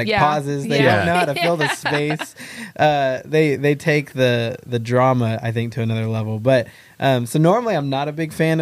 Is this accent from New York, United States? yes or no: no; College Station, Texas, United States; I'm from College Station, Texas. Born and raised, diehard Aggie.